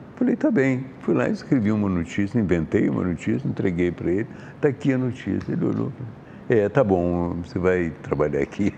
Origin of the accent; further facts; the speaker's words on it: Juiz de Fora, Minas Gerais, Brazil; moved away; also born or lived in Sweden; Eu nasci em Juiz de Fora, Minas Gerais.